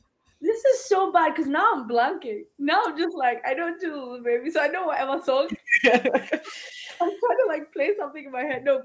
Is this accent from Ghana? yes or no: yes; Ghana; I mean, I grew up in Ghana.